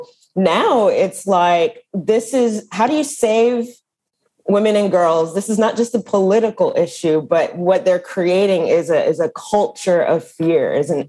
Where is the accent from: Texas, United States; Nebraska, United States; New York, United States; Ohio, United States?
Texas, United States; Dallas; moved away as an adult; also born or lived in Washington, D.C.; Texas, which is actually my home state. So I grew up in Dallas, in a suburb of Dallas